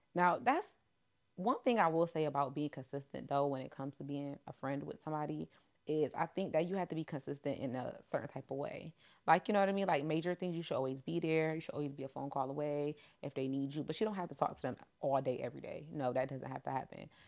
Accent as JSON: {"language": "English", "region": "New York", "country": "United States", "said": "I'm from New York, the trenches and the hood"}